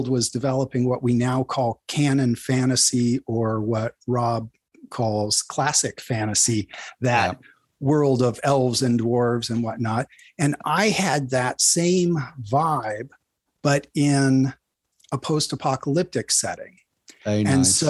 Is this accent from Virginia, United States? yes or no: no; Northern California, United States; I grew up in Northern California, about 300 miles, 400 plus kilometers north of the Bay Area